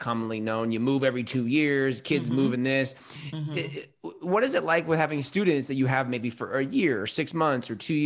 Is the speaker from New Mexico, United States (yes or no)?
no; California, United States; I'm from California